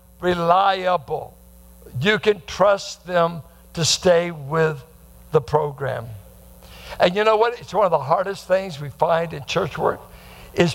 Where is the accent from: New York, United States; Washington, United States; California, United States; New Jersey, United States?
California, United States; Bay Area; growing up in the Bay Area